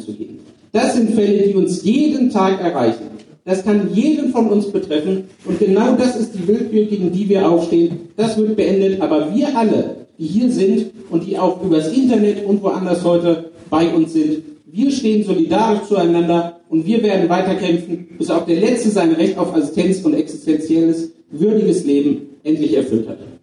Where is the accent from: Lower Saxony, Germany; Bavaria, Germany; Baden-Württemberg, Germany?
Lower Saxony, Germany; ich komme aus Niedersachsen, bin dort stellvertretender Fraktionsvorsitzender